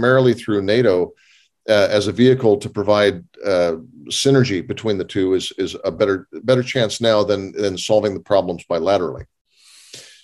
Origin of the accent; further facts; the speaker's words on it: United States; I'm an American